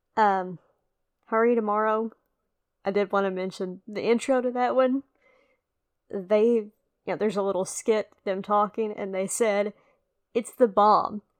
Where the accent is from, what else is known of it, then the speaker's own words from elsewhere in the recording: the South, United States; accent: southern or country; somebody who has a real southern or country accent. You know, not that mine is a deep south accent either.